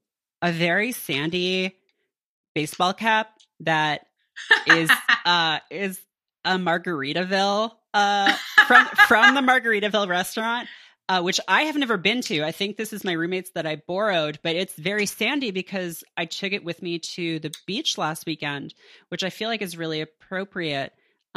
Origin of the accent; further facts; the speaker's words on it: Canada; They can take advantage of my generosity and inborn kindness because I'm from Canada.